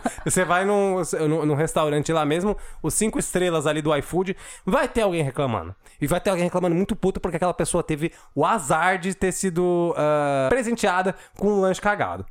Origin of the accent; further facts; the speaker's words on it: São Paulo, Brazil; eu sou da Zona Leste